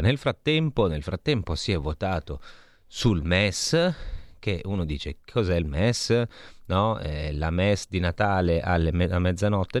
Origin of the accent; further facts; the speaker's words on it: Lombardy, Italy; da Lombardo, insomma, qui siamo in Lombardia